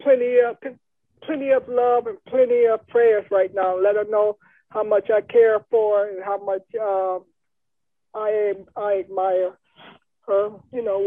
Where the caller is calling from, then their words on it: Detroit, Michigan, United States; I'm calling from Detroit, Michigan